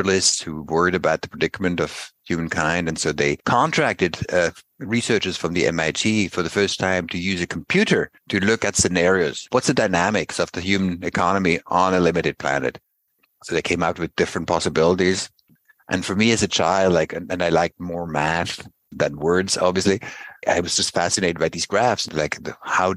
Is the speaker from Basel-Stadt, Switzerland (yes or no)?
yes; Basel, Basel-Stadt, Switzerland; I grew up in Basel